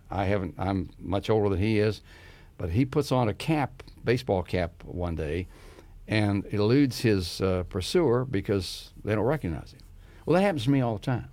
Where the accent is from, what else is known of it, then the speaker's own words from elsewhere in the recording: Grant County, West Virginia, United States; I grew up in Grand County, which is surrounded by history